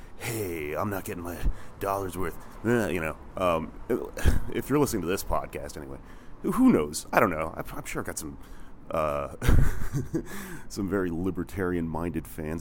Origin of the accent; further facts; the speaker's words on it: Houston, Texas, United States; I was 16 when I was growing up in Houston